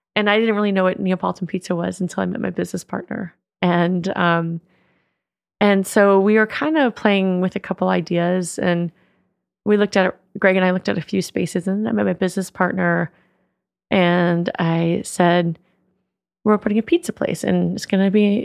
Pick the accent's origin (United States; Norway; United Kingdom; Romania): United States; West Marin, California; we grew up in West Marin